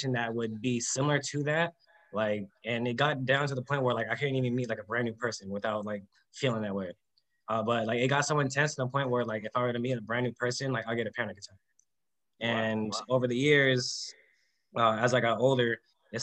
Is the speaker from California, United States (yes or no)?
yes; San Diego, California, United States; I'm actually from Southern California, San Diego.